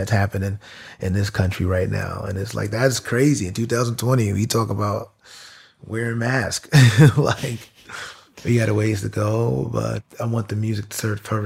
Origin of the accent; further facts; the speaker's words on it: New York, United States; I'm from New York. So, like, being from New York